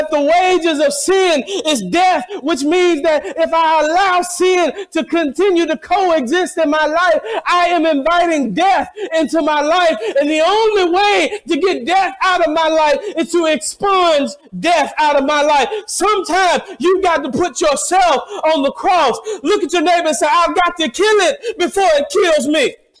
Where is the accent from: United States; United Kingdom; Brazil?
United States; the South; moved away; I'm from the South